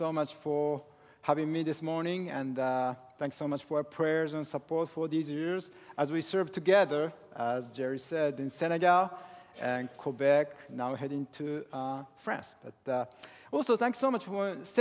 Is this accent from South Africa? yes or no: no; Japan; English is a second language; now in Northern Virginia, United States; I was born and raised in Japan.